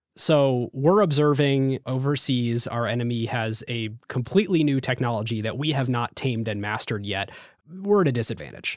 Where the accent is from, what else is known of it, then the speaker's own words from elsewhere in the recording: United States; Growing up in America